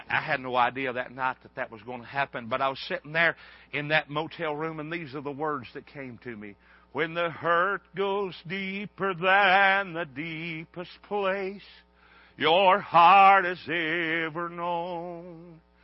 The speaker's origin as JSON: {"language": "English", "country": "United States", "said": "a hillbilly from the mountains"}